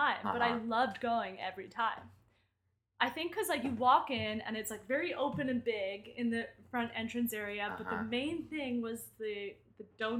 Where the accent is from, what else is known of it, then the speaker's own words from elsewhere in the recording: Philadelphia suburbs, Pennsylvania, United States; moved away; I grew up outside of Philadelphia in the mm-hmm. suburbs